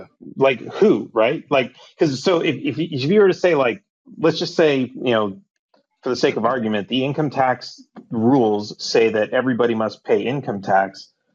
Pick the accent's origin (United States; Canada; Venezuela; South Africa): Canada; I'm a Canadian who lives in Canada